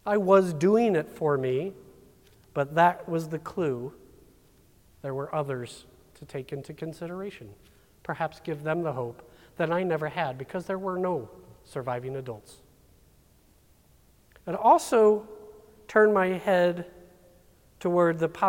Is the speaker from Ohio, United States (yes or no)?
no; St. Charles, Missouri, United States; We're from St. Charles.